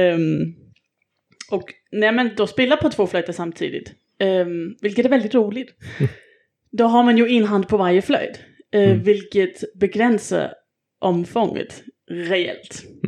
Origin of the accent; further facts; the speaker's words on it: Denmark; moved away; Jag är ju från Danmark